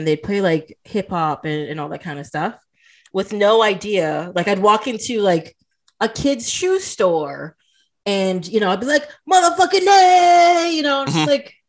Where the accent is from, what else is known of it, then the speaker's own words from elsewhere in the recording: Toronto, Ontario, Canada; Like I would tell people I'm from Toronto.